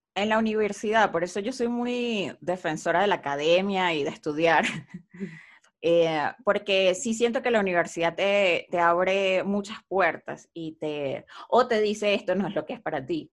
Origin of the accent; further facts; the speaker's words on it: Venezuela; moved away as an adult; also born or lived in Buenos Aires, Argentina; now in Mexico; Cuando me fui de Venezuela a estudiar a Buenos Aires